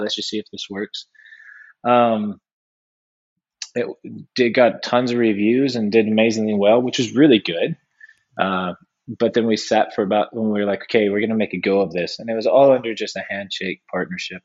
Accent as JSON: {"language": "English", "region": "California", "country": "United States", "tie": "born or raised there", "said": "I'm from California"}